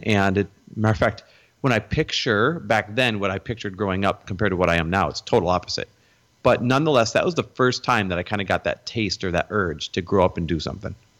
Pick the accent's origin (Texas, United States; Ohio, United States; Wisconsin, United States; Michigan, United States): Wisconsin, United States; moved away as an adult; also born or lived in Door County, Wisconsin / Green Bay, Wisconsin / Milwaukee, Wisconsin / Minneapolis, Minnesota; now in California, United States; I was born in Wisconsin. Um, I kind of grew up and down, or grew up up and down the eastern side of Wisconsin.